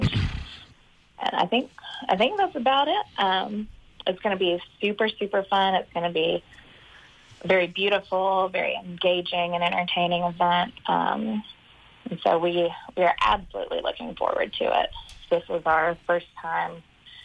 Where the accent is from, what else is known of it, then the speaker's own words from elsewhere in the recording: North Alabama, United States; moved away as an adult; also born or lived in Birmingham, Alabama; now in St. Thomas, U.S. Virgin Islands; I'm from North Alabama, but we also lived in Birmingham as well